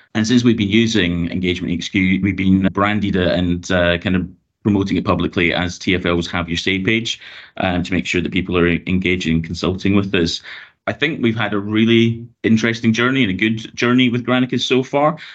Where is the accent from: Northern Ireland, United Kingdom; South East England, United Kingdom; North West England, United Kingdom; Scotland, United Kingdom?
Scotland, United Kingdom; Glasgow; moved away as an adult; also born or lived in London; now in Hertfordshire, United Kingdom; you might have guessed from my accent, I'm originally from Glasgow in Scotland